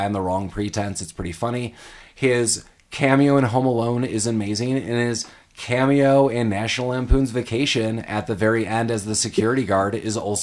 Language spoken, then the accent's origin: English; Chicago, Illinois, United States; moved away; I'm from Chicago